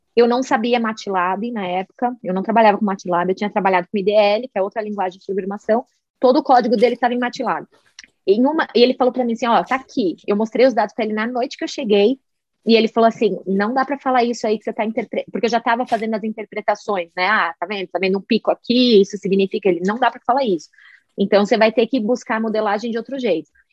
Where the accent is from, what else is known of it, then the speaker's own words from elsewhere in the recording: Brazil; moved away as an adult; also born or lived in Puerto Rico; now in Boulder, United States; depois que eu saí do Brasil